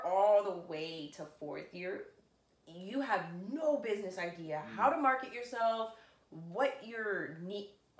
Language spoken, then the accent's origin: English; Brampton, Ontario, Canada; born and raised in Brampton